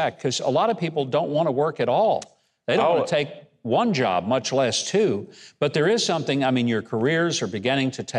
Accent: South Arkansas, United States; I grew up in South Arkansas.

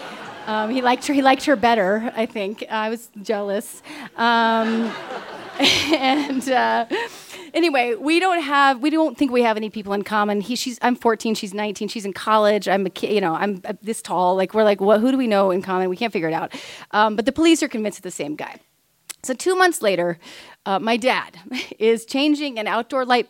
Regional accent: Kansas, United States; We're from Kansas.

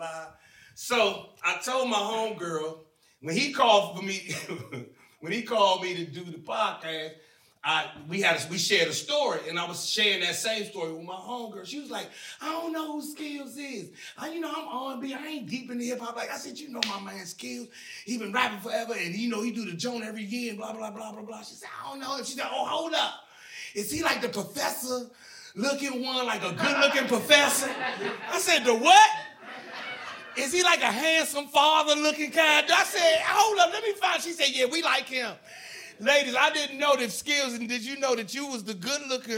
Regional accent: Seat Pleasant, Maryland, United States; also born or lived in Washington, D.C.; I'm from Prince George's County. Born and raised. I'm C Pleasant till

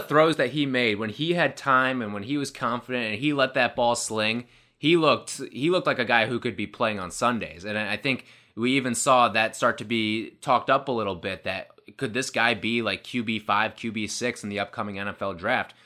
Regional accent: Chicago, Illinois, United States; I'm from Chicago.

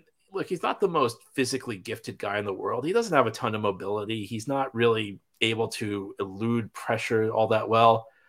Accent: East Coast, United States; I grew up on the East Coast. I spent my entire life on the East Coast

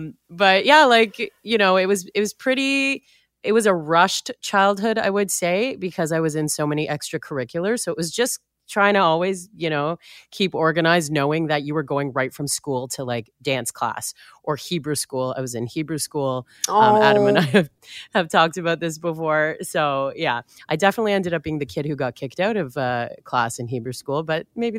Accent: Richmond Hill, Ontario, Canada; So I grew up in Richmond Hill suburb, just north of Toronto.

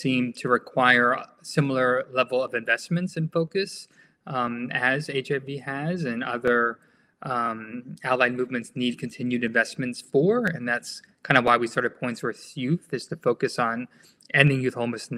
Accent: Miami Beach, Florida, United States; moved away as an adult; also born or lived in California; I grew up in Miami Beach.

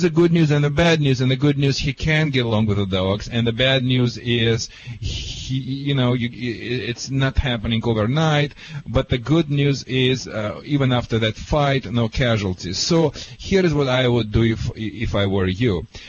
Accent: California, United States; accent: Californian; Oh, that's why you have a California accent, which is similar to mine, because I'm from California.

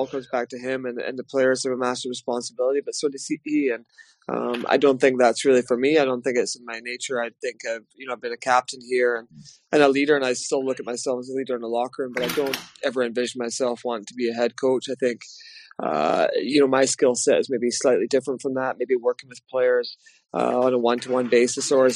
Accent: Glasgow, Scotland, United Kingdom; also born or lived in Paisley; now in Belfast, United Kingdom; when I was a kid growing up in Glasgow and Paisley

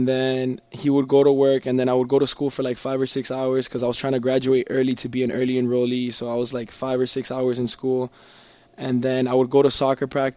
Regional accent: Miami, Florida, United States; I grew up in Miami

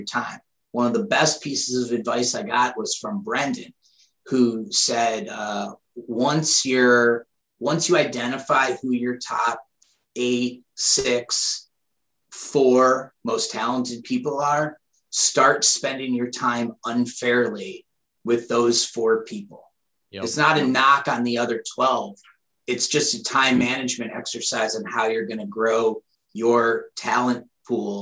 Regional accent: Shaker Heights, Ohio, United States; moved away as an adult; also born or lived in Pittsburgh / Chicago; I'm from Cleveland.

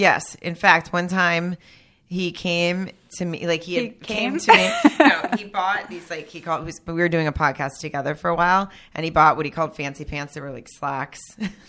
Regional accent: Germany; born there; Well, I was born in Germany, but I'm really – actually, my dad's Italian. So I was only born there.

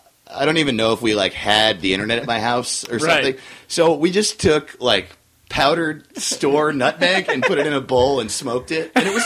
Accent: New York, United States; I grew up we moved every 3 years until I was 12, and then my dad retired and we moved to New York.

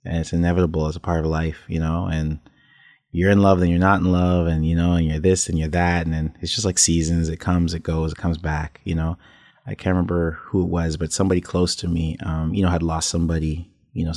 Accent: Toronto, Ontario, Canada; I was born in Toronto

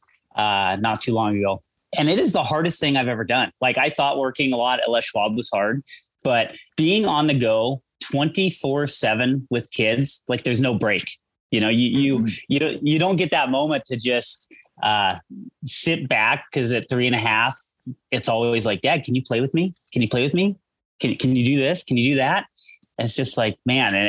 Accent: Eugene, Oregon, United States; moved away as an adult; now in Colorado, United States; Born and raised in Eugene.

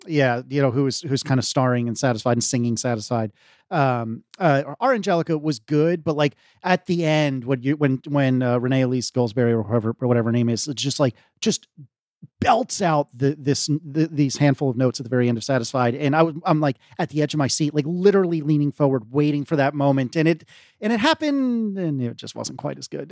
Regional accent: Virginia, United States

